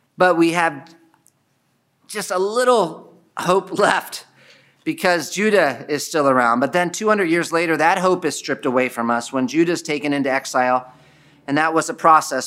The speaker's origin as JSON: {"language": "English", "country": "United States", "said": "I'm American."}